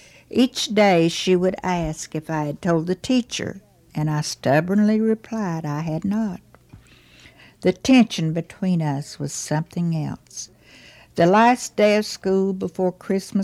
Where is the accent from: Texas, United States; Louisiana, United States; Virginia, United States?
Virginia, United States; Dorchester; now in Wise, Virginia, United States; When I was growing up in Dorchester, Virginia